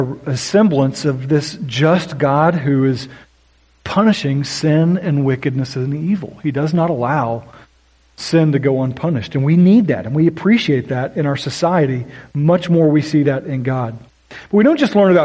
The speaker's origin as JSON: {"language": "English", "region": "Oklahoma", "country": "United States", "tie": "born or raised there", "moved": "yes", "said": "I grew up in Oklahoma, which accounts for my weird accent at times"}